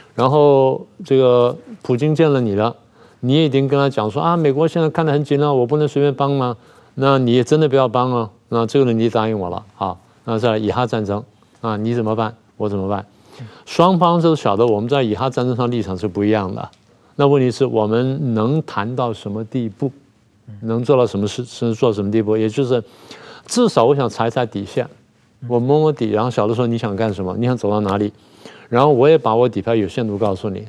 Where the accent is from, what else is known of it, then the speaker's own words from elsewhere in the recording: Taiwan; 我们台湾人